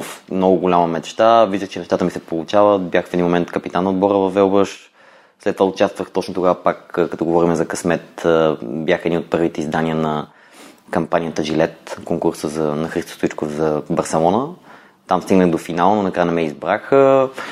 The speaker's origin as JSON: {"language": "Bulgarian", "town": "Kyustendil", "region": "Kyustendil Province", "country": "Bulgaria", "tie": "born or raised there", "also_born_or_lived": "Blagoevgrad / London / Budapest", "moved": "as an adult", "said": "Родом съм от Кюстендил"}